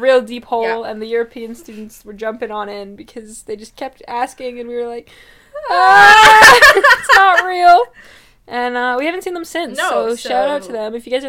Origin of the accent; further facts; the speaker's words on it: Canada; I am Canadian